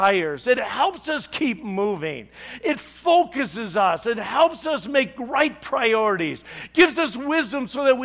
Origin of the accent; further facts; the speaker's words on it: Chicago, Illinois, United States; I'm from Chicago